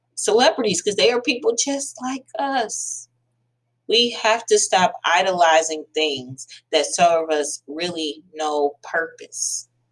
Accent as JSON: {"language": "English", "country": "United States", "said": "I am African American"}